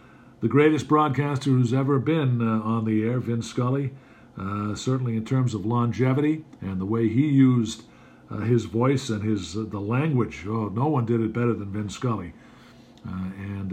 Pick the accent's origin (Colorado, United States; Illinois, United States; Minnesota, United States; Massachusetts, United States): Massachusetts, United States; Boston; I grew up with here in Boston